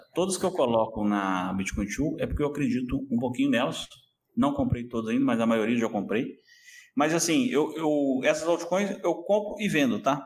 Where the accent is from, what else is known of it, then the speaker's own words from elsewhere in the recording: Belo Horizonte, Minas Gerais, Brazil; moved away as an adult; also born or lived in Lisbon area, Portugal; now in Lisbon, Portugal; Eu sou, eu sou de Belo Horizonte, então sou de Minas Gerais, terra dos mineiros